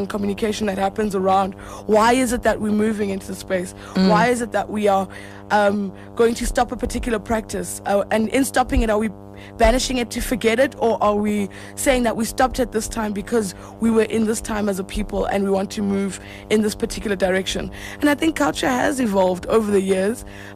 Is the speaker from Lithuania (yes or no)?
no; South Africa; also born or lived in Hamburg; as a South African